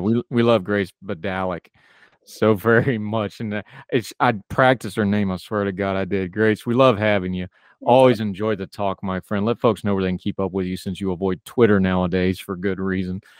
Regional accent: West Virginia, United States; back to my home area, the town right next to my hometown

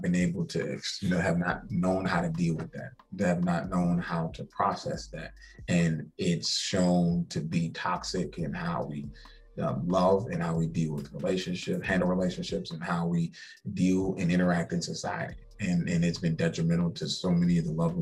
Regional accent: Charleston, South Carolina, United States; also born or lived in Columbia, South Carolina; I'm from Charleston, born and raised.

